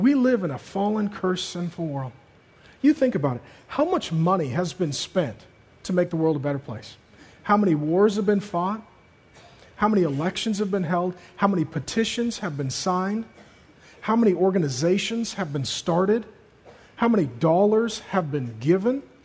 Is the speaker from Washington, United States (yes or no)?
yes; Seattle, Washington, United States; growing up in Seattle, going to high school